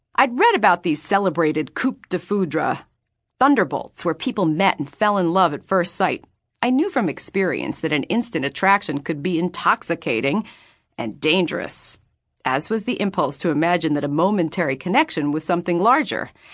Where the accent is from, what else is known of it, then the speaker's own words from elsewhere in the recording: New York City, New York, United States; now in Los Angeles, United States; I was only in my hometown, New York City, on rare occasions